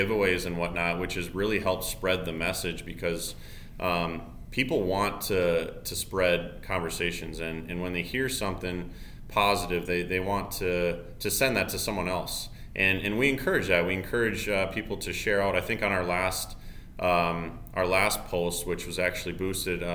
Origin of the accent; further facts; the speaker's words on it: Summit, South Dakota, United States; I am from Summit, South Dakota, northeast, two tiny, tiny towns